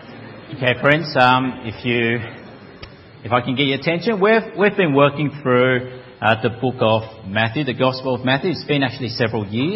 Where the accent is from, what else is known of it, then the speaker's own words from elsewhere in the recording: Melbourne, Victoria, Australia; moved away as an adult; also born or lived in Parramatta, Sydney; I'm not a Sydney sider. I'm from Melbourne originally.